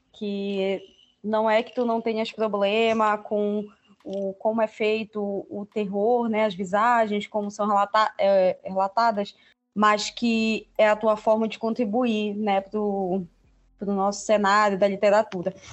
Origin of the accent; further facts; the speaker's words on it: Pará, Brazil; also born or lived in Mato Grosso / São Félix do Xingu / Novo Repartimento / Paragominas; Eu nasci no Mato Grosso, mas eu vim do Pará, meus pais vieram para cá quando eu era bebê ainda. Então, eu me considero 100% paraense, eu fui criada aqui